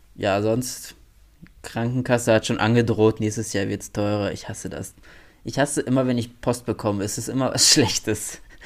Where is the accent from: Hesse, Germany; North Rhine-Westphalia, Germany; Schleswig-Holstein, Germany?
North Rhine-Westphalia, Germany; bei uns in NRW